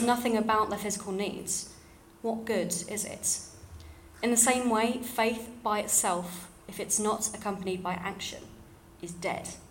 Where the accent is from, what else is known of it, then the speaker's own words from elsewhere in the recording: London, United Kingdom; accent: slightly RP; moved away; you can probably tell from my slightly RP voice. Uh, I grew up in London